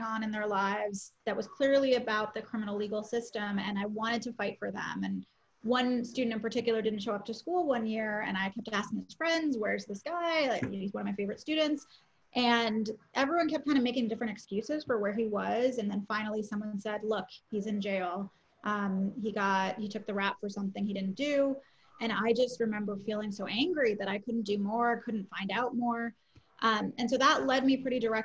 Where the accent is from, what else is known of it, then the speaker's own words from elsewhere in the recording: Chicago, Illinois, United States; now in San Francisco, United States; in Illinois, which is where I grew up in Chicago